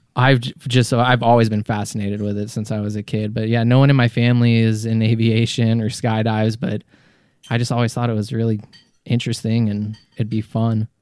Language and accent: English; Colorado, United States; moved away as an adult; also born or lived in Massachusetts; I was born in Massachusetts, but, uh, grew up in Colorado